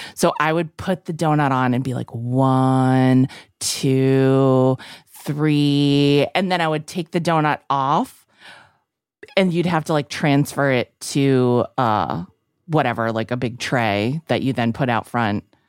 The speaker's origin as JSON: {"language": "English", "town": "Fitchburg", "region": "Massachusetts", "country": "United States", "tie": "born or raised there", "moved": "yes", "lives_now": "New York City, United States", "said": "It's been so long since I've been back to my hometown"}